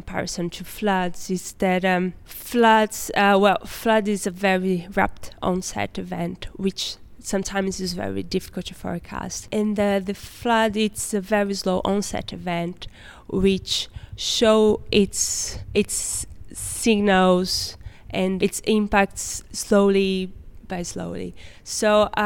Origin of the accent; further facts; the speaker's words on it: Recife, Pernambuco, Brazil; moved away as an adult; now in Amsterdam, Netherlands; I'm from Recife directly